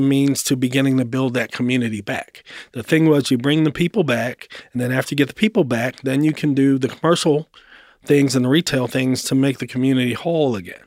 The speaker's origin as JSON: {"language": "English", "town": "Baltimore", "region": "Maryland", "country": "United States", "tie": "born or raised there", "also_born_or_lived": "Atlanta", "moved": "as an adult", "lives_now": "Nashville, United States", "said": "I grew up in Baltimore. Um, Baltimore, born and raised"}